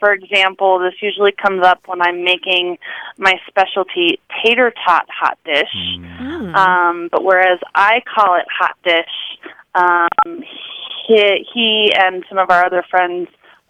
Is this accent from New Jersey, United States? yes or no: no; Minnesota, United States; now in Boulder, United States; I'm from Minnesota and grew up saying hot dish, tater tot hot dish, green bean hot dish, and so on.